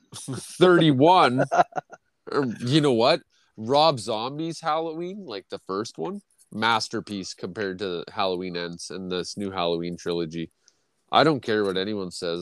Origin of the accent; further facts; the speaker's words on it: Canada; I'm Canadian